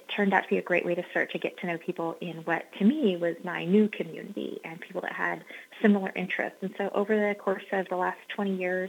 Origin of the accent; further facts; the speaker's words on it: Northern California, United States; I'm from Northern California. My husband and I farm up in Glen County, so I'm just about 100 miles north of the Sacramento office.